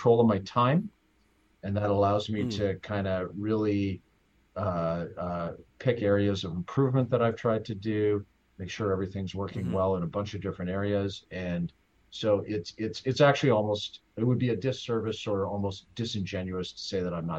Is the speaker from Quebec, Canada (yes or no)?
no; Saskatchewan, Canada; I grew up in Saskatchewan.